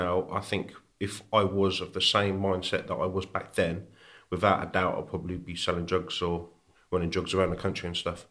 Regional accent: Birmingham, West Midlands, United Kingdom; also born or lived in Warwickshire; So I was born in Birmingham. We ended up moving over the border into Warwickshire

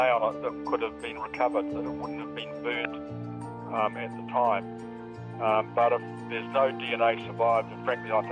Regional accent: New Zealand; I'm a Kiwi

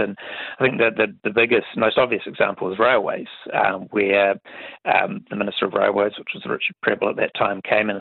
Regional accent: Mapungi, southeast of Hamilton, Waikato, New Zealand; moved away; I grew up in Mapungi, which is southeast of Hamilton.

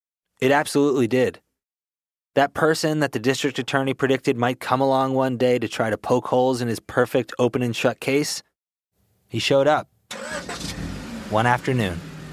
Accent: upstate New York, United States; moved away; I've come back to my hometown in upstate New York, and I'm sitting in Bill Klaber's house.

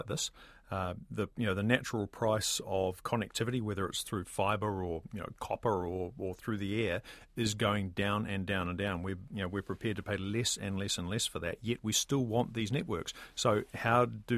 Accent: New Zealand; as a New Zealander

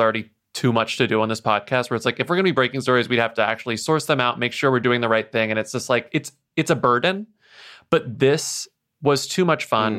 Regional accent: United States; we are American podcasters recording our podcasts from America

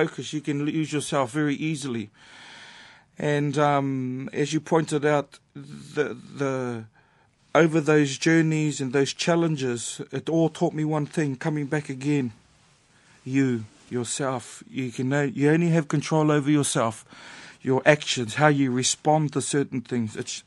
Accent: New Zealand; growing up in New Zealand

